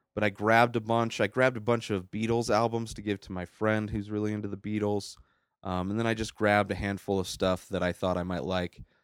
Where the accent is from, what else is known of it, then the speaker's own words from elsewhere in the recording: Bermuda Dunes, California, United States; moved away as an adult; now in Colorado, United States; I grew up in California